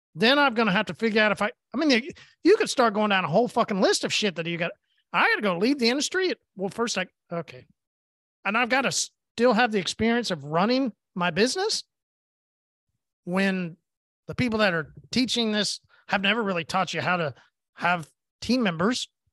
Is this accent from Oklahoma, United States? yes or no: yes; Oklahoma, United States; I'm from Oklahoma